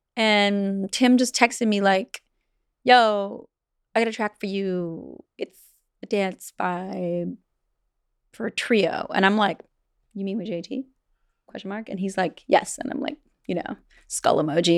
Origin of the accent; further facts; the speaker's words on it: Vancouver Island, British Columbia, Canada; I'm from Vancouver Island